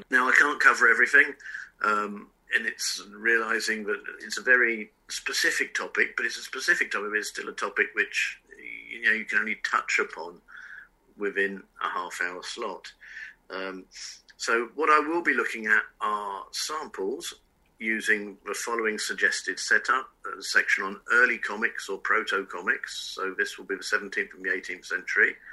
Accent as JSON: {"language": "English", "region": "England", "country": "United Kingdom", "tie": "born or raised there", "also_born_or_lived": "France", "said": "to me as a kid growing up in England and in France in the 70s, the culture of the United States was my culture."}